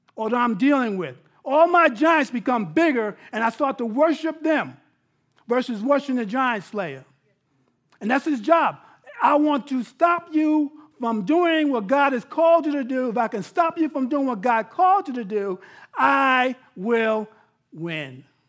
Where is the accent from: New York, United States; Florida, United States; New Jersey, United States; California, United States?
New York, United States; I'm from New York